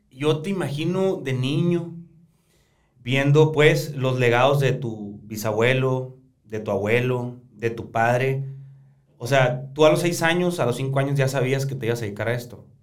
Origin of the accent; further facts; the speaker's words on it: Baviácora, Sonora, Mexico; la gente de Baviácora, ¿no? El, cual ahí es, soy pues mi terruño.